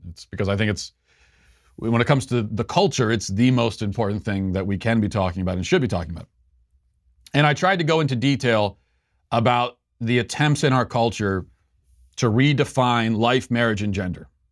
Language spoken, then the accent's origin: English; United States